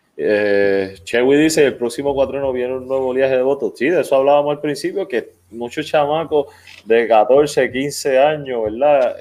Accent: Arecibo, Puerto Rico; moved away; Yo soy arecibeño, nacido y criado en Arecibo, no vivo en Arecibo actualmente

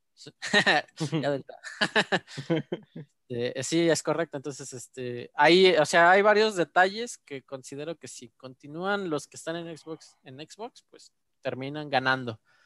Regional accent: Mexico; yo como mexicano

